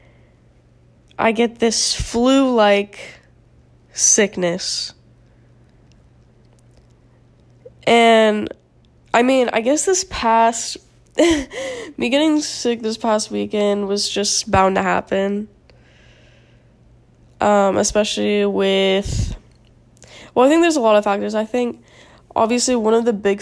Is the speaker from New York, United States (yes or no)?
no; South Florida, United States; moved away as an adult; now in Tallahassee, United States; I'm from South Florida, where it's, besides, like, 2 days out of the year, it's 80 degrees